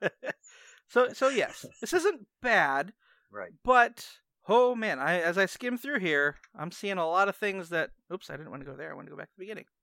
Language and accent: English; United States; I'm American.